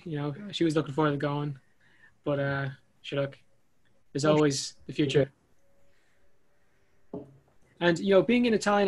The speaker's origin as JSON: {"language": "English", "country": "Ireland", "tie": "born or raised there", "said": "And being Irish, born in Ireland"}